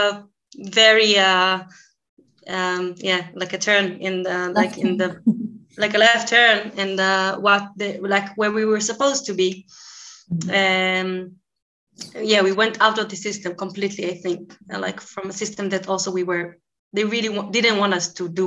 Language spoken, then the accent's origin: English; Israel; English is a second language; I'm an Israeli that speak Arabic